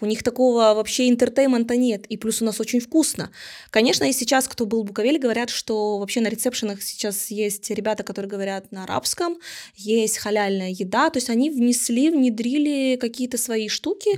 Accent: Ukraine; мы из Украины

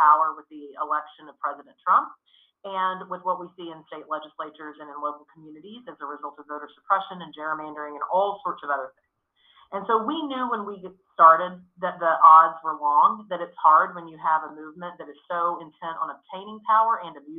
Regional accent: Texas, United States; I'm from Texas

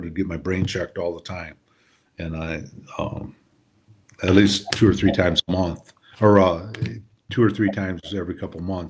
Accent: Detroit, Michigan, United States; I grew up in Detroit

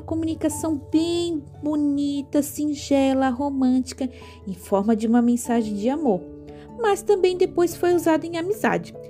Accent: Brazil; uma forma cultural e folclórica da nossa ilha, que vieram lá com os nossos descendentes lá de Portugal, da ilha de Açores

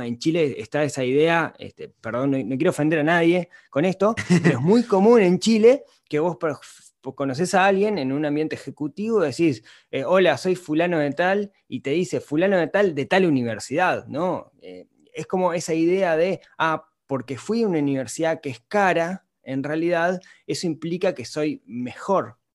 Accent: Uruguay; Soy un uruguayo, de Uruguay es un país pequeño

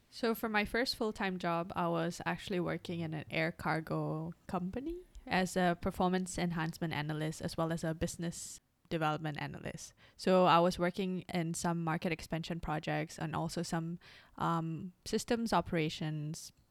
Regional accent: Singapore; also born or lived in Indonesia; now in Hong Kong; I came from Singapore and Indonesia where I speak the languages and when I come to Hong Kong, people here speak Cantonese.

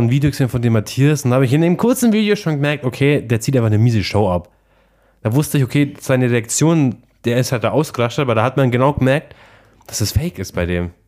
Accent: Aichach, Bavaria, Germany; Ich so aus Eichach

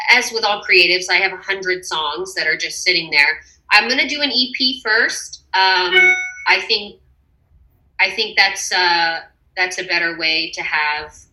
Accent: Texas, United States; Uh, it does remind me of being home.

